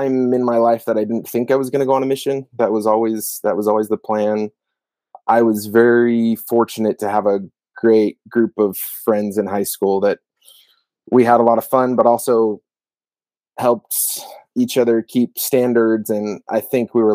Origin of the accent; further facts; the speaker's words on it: Gilbert, Arizona, United States; I grew up in Gilbert, Arizona